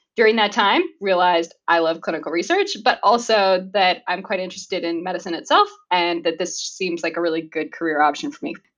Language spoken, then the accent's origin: English; Minot, North Dakota, United States; moved away as an adult; now in Canada; I grew up in Minot, North Dakota in the US, moving to Canada in 2010